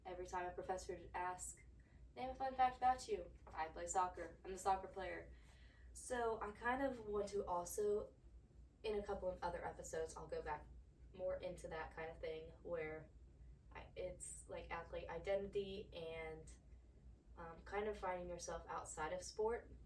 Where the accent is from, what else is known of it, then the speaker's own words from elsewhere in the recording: Georgia, United States; also born or lived in Pennsylvania; I was born in Pennsylvania. We moved to Georgia when I was about seven years old.